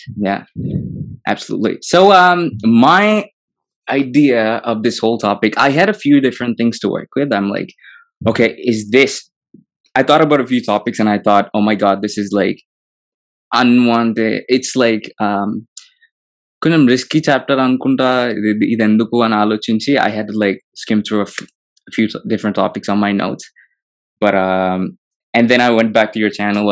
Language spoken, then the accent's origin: English; Hyderabad, Telangana, India; growing up in Hyderabad, it's beautiful. I love the city.